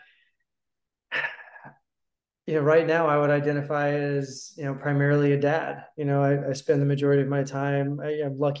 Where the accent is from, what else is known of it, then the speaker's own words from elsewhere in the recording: Houston, Texas, United States; also born or lived in Austin, Texas; I grew up in Houston, and I moved to Austin for university in 1998.